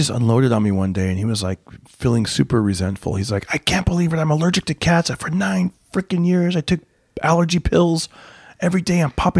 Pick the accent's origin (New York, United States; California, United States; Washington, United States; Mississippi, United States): California, United States; Fresno; back in my hometown of Fresno